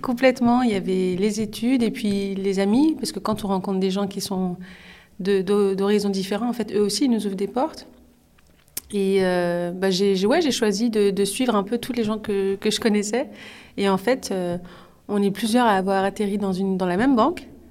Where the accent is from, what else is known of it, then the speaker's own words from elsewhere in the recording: Orly, Île-de-France, France; je viens d'Orly, hmm. dans le 94